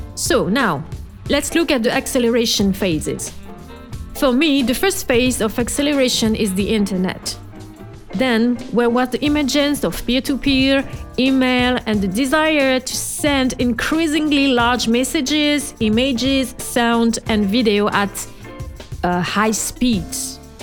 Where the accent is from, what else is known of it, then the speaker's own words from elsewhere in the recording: France; accent: French; English is a second language; my French accent